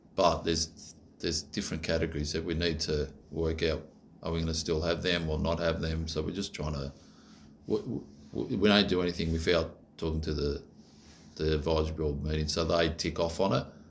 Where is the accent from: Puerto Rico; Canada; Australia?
Australia; I'm Aussie